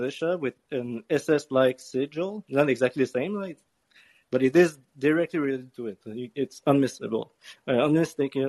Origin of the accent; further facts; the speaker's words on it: Canada; being Canadian